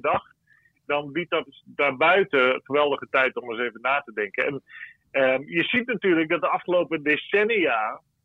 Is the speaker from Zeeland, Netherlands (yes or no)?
yes; Zeeland, Netherlands; bij ons in Zeeland hier